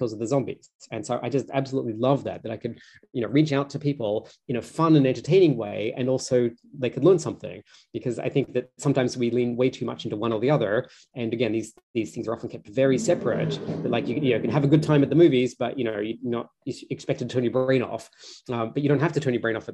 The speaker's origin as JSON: {"language": "English", "country": "Australia", "tie": "born or raised there", "said": "I grew up in Australia"}